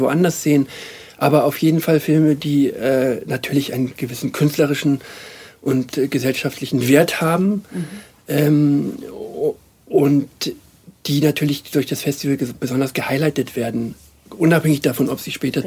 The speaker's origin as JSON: {"language": "German", "region": "Hamburg", "country": "Germany", "tie": "born or raised there", "moved": "as an adult", "lives_now": "Munich, Germany", "said": "ich bin ja in der Zeit in Hamburg aufgewachsen und gelebt"}